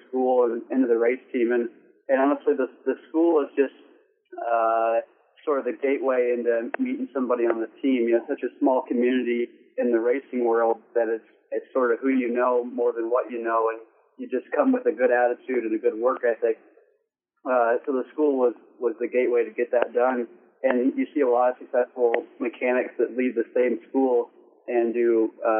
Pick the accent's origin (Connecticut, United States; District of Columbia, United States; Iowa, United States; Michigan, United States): Iowa, United States; moved away as an adult; also born or lived in North Carolina; I grew up in Iowa.